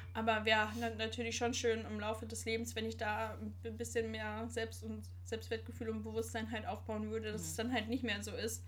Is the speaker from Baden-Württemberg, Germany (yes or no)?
no; Sauerland, North Rhine-Westphalia, Germany; moved away; Also, ich komme gebürtig aus dem Sauerland. Das ist in Nordrhein-Westfalen.